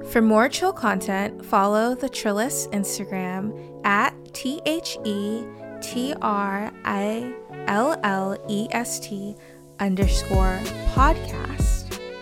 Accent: Salem, Massachusetts, United States; my hometown of Salem, Massachusetts

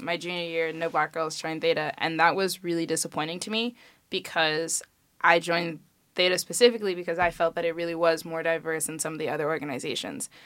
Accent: Chicago, Illinois, United States; I'm from Chicago

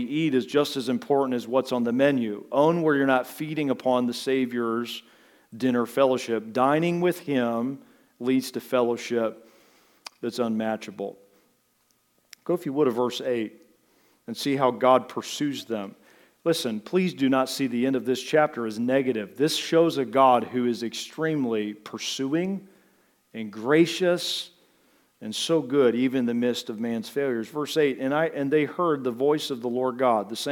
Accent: United States; I'm from America.

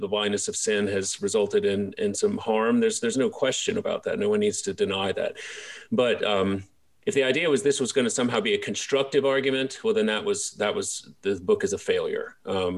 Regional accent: Baton Rouge, Louisiana, United States; I grew up in Baton Rouge

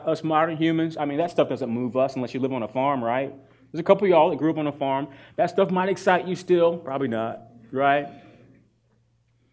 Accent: North Carolina, United States; I'm from North Carolina.

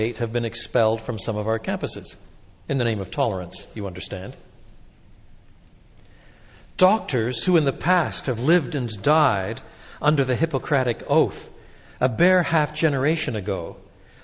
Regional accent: Quebec, Canada; moved away; I was brought up in French Canada.

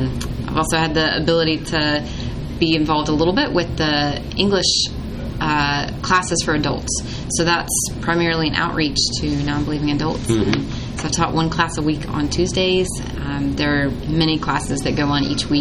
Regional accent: United States; moved away as an adult; also born or lived in China / Japan; me as an American

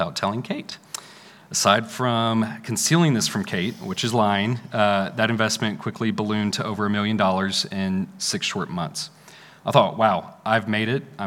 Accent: McKinney, Texas, United States; I grew up in McKinney, just north of here

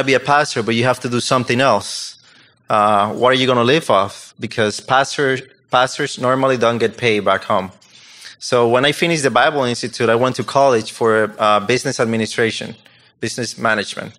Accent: Dominican Republic; English is a second language; moved away as an adult; I'm from Dominican Republic

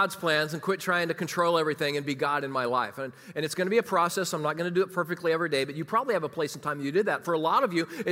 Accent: Kansas City, United States; moved away as an adult; also born or lived in Chicagoland; I was from Kansas City

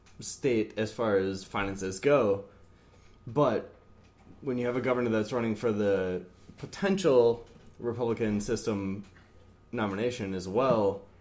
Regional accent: Wisconsin, United States; I'm from Wisconsin.

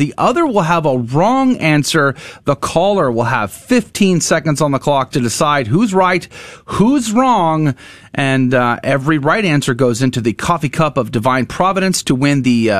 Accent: San Antonio, Texas, United States; I grew up in San Antonio

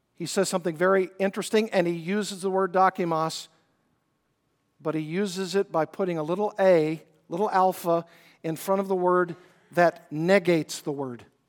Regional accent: Arkansas, United States; I grew up in Arkansas, did a lot of fishing.

